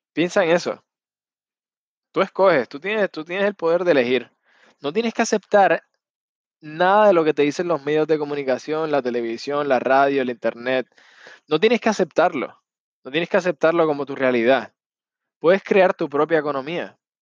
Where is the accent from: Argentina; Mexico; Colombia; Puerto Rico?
Puerto Rico; Yo soy puertorriqueño